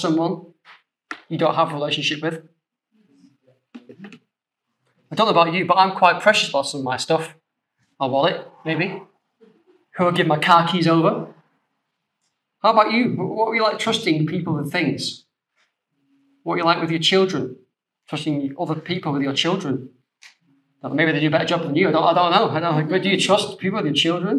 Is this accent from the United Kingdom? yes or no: yes; the north of England, United Kingdom; being a Northerner, we're very trustworthy people